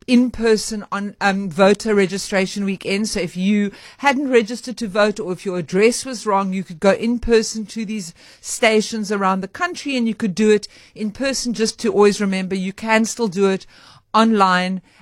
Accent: Johannesburg, Gauteng, South Africa; Born and raised in Joburg.

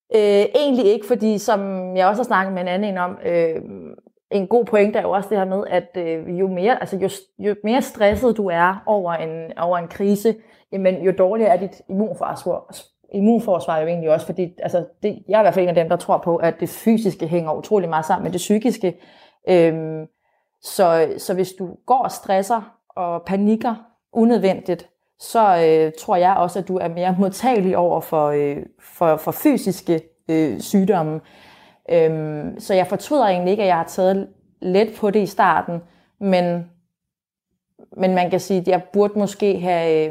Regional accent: Bornholm, Capital Region of Denmark, Denmark; moved away as an adult; now in Brussels, Belgium; uden min familie, øh, hjemme på Bornholm

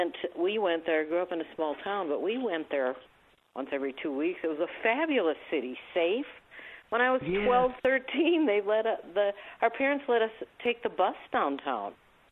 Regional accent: Minnesota, United States; moved away as an adult; now in Colorado, United States; I spent time until I was 21. I grew up in Minnesota.

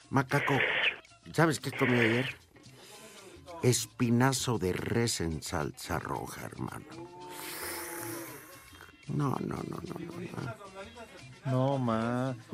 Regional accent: Teziutlán, Puebla, Mexico; soy de Teciutlán, Puebla.

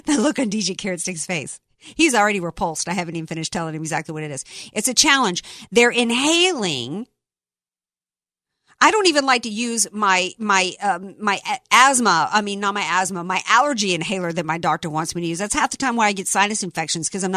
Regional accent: the South, United States; I grew up in the South

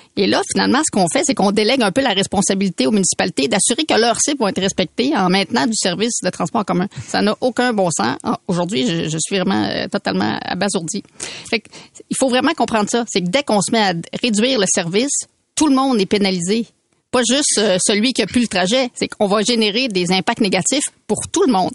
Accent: Quebec City, Quebec, Canada; moved away as an adult; now in Montreal, Canada; je viens de Québec, hein, j'ai habité quand même 24 ans à Québec

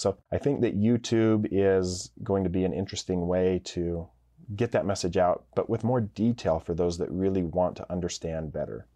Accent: Idaho, United States; growing up in Idaho, Boise is the biggest town in the state

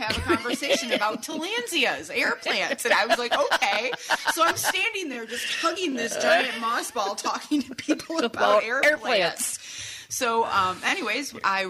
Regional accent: Kalamazoo, Michigan, United States; now in Dowagiac, United States; where I am from, I grew up in Kalamazoo

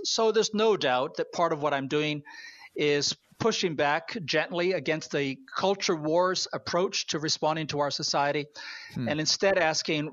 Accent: Canada; I am a Canadian

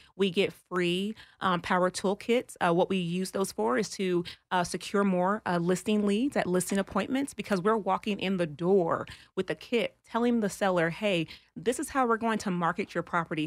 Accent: Texas, United States; I'm from Texas

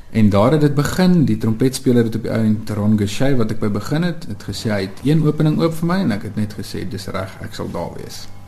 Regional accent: Free State, South Africa; moved away; also born or lived in Ventersburg / Bloemfontein / Pretoria; ons kom altyd van die Vrystaat af

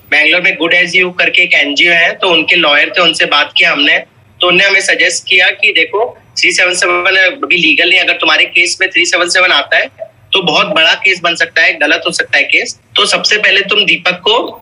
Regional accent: Haryana, India; मैं हरियाणा से बिलोंग करता हूँ

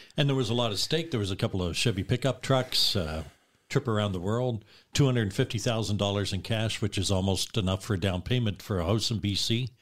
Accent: Dartmouth, Nova Scotia, Canada; I grew up in Halifax, Dartmouth

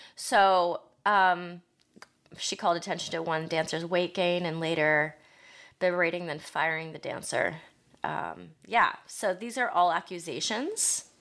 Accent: Ohio, United States; moved away; growing up in Ohio

